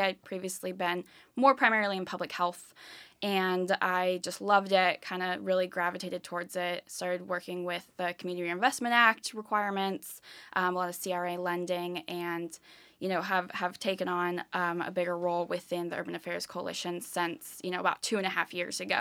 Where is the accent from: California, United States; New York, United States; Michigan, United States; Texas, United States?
California, United States; moved away as an adult; now in Philadelphia, United States; I am originally from the West Coast. I grew up in California